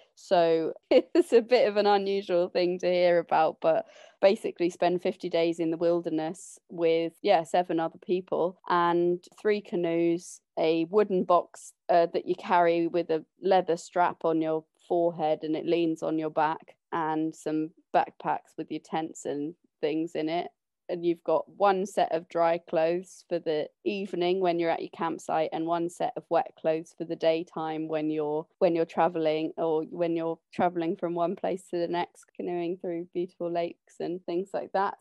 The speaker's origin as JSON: {"language": "English", "region": "London", "country": "United Kingdom", "tie": "born or raised there", "said": "I grew up in London, but when I was about fourteen, my brother and sister left home and my mum, dad, and I moved on to their sailing boat"}